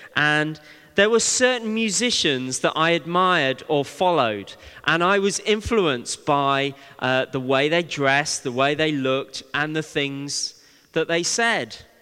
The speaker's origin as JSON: {"language": "English", "town": "Bristol", "region": "South West England", "country": "United Kingdom", "tie": "born or raised there", "said": "when I was young, growing up in Bristol"}